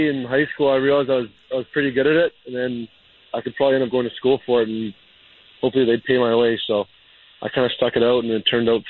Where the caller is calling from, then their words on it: Chicago, Illinois, United States; Right now I'm actually calling you from Chicago, but I live in Denver for the season.